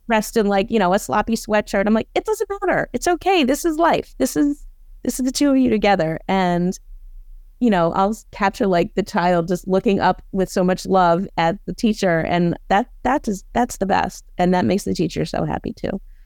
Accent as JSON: {"language": "English", "town": "Baltimore", "region": "Maryland", "country": "United States", "also_born_or_lived": "Boston", "moved": "as an adult", "said": "I'm from Baltimore, went back to Baltimore"}